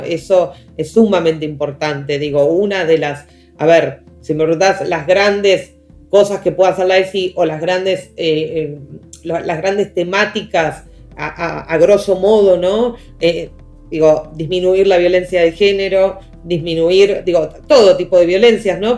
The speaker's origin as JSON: {"language": "Spanish", "town": "La Plata", "region": "Buenos Aires Province", "country": "Argentina", "said": "yo soy de Ciudad de la Plata"}